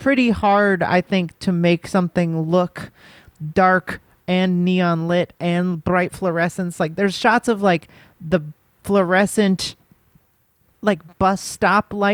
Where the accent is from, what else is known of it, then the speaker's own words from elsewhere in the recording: Los Angeles, California, United States; I grew up in Los Angeles